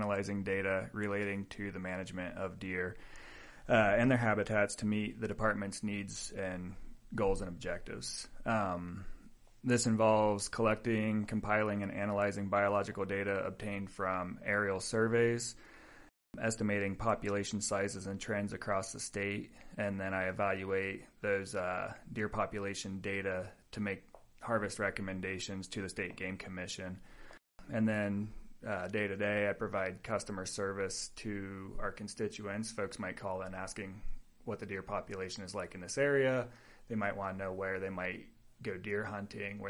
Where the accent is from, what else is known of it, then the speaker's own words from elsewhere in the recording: West Virginia, United States; moved away as an adult; also born or lived in Ohio / Colorado / Utah / Washington; now in New Mexico, United States; I grew up in West Virginia, and after I graduated high school, I went to Ohio State